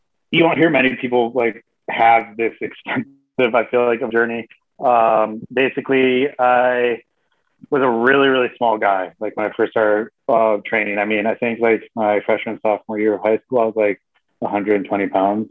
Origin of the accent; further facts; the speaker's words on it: Michigan, United States; I grew up in Michigan